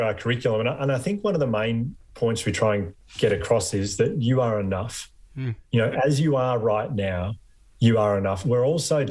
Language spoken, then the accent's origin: English; Victoria, Australia; I came from Victoria